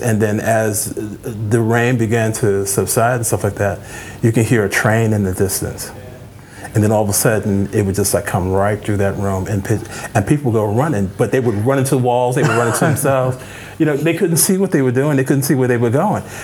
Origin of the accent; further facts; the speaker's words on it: New York City, New York, United States; moved away; also born or lived in Chicago; I was born and raised in the Boogie Down, the Boogie Down Bronx.